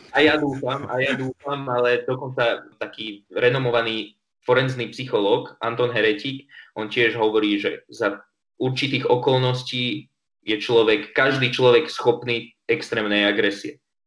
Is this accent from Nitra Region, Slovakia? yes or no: no; Trenčín, Trenčín Region, Slovakia; ja som Trenčan pôvodom